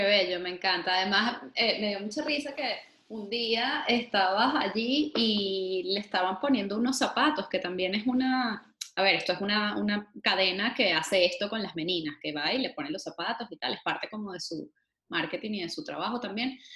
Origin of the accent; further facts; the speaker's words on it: Venezuela; como venezolanos